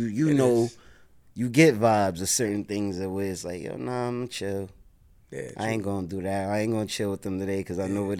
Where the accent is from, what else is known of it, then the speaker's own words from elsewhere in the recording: New York City, New York, United States; I'm from the South Bronx, 174th Street, Vice, 2 and 5 line, 36 bus used to be there